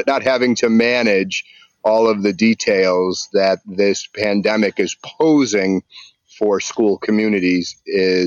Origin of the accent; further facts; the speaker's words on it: Buffalo, New York, United States; I grew up in Buffalo, New York